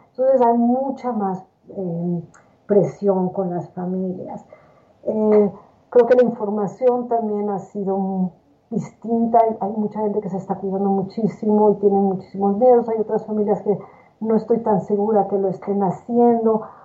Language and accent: Spanish; Mexico City, Mexico; moved away as an adult; also born or lived in New York / Miami / Michigan; now in Nashville, United States; yo nací en la Ciudad de México, donde estudié la carrera de medicina en la Universidad Autónoma de México